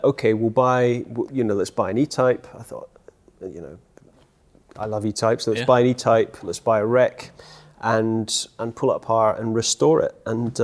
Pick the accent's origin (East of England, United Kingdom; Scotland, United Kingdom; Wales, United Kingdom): Scotland, United Kingdom; when I was growing up in Scotland